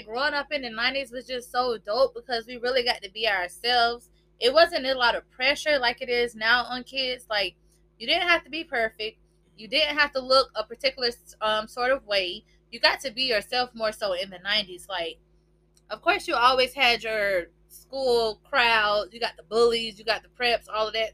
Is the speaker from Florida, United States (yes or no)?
yes; Florida, United States; we're from Florida.